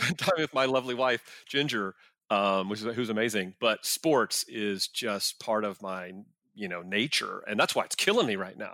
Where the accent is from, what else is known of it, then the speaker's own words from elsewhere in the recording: Arlington, Texas, United States; I grew up in Arlington where the stadium is.